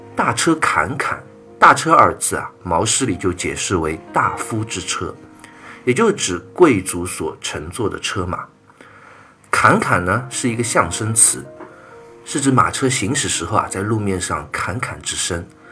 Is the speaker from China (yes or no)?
yes; China; 我们中国人就是这么有礼貌、有文化